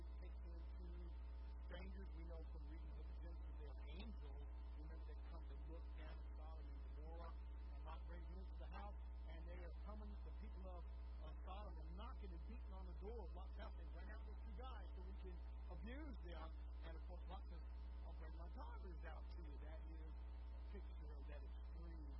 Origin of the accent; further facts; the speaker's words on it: Deep Rock, United States; I was born in Deep Rock